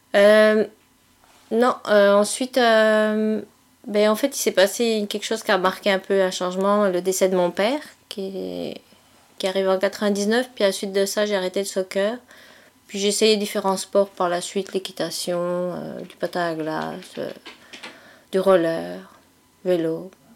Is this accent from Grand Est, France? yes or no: yes; eastern France, near Strasbourg, Grand Est, France; moved away; je suis originaire de l'Est de la France. Euh, pour que tout le monde situe un petit peu plus, en général, je dis que je viens proche, j'habite proche de Strasbourg